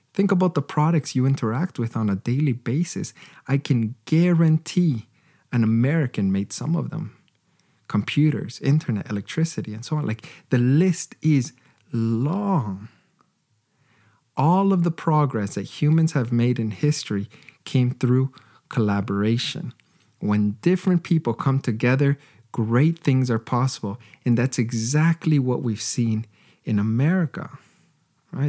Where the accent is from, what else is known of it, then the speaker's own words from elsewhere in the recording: Canada; As a Canadian